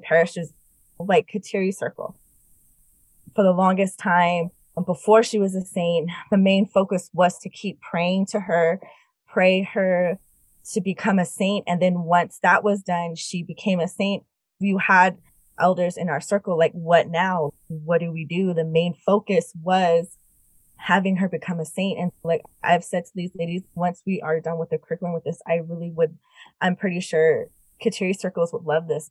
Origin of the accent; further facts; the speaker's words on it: United States; being Native American